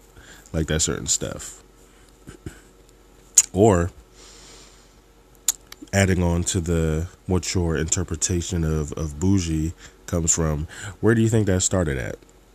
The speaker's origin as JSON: {"language": "English", "region": "New Jersey", "country": "United States", "said": "I'm sure people from South Jersey can relate to this. When you go into Philly, or even if you go to Trenton or Camden, they'd be like, oh, y'all rich."}